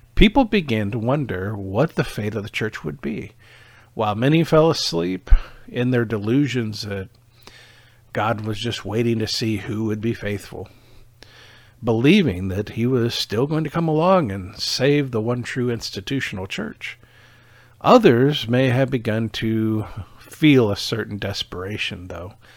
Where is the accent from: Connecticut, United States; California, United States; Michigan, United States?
Michigan, United States; moved away as an adult; also born or lived in Iowa; now in Overland Park, Kansas, United States; I was originally from Michigan